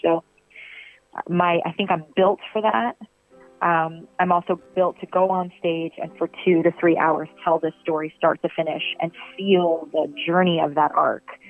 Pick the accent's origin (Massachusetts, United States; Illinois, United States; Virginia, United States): Virginia, United States; Virginia Beach; I'm from Virginia Beach, Virginia.